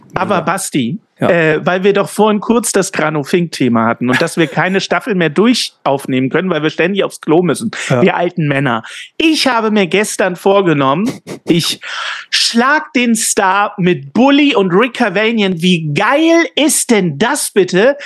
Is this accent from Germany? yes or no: yes; Ulm, Baden-Württemberg, Germany; moved away; meine Heimat Ulm